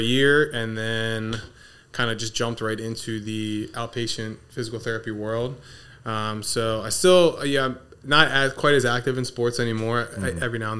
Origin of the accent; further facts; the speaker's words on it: Middletown, Delaware, United States; So born and raised in Middletown. Went to Appaquinimac High School.